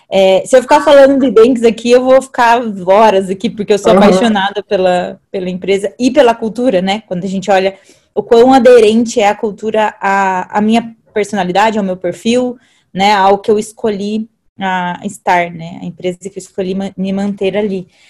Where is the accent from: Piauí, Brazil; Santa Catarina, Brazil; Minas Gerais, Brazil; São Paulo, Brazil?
São Paulo, Brazil; Alumínio; moved away; eu vim do interior de São Paulo, então eu vim de uma cidade chamada Alumínio